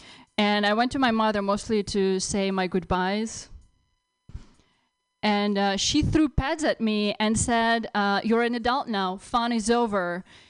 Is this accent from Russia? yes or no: yes; Russia; now in United States; You realize I grew up in Russia, I had no room of my own.